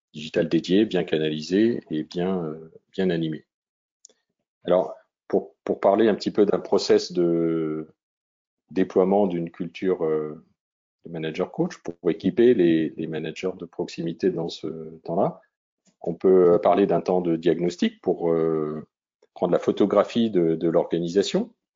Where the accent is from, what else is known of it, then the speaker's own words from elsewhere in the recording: Vosges, Grand Est, France; ma région natale, même les Vosges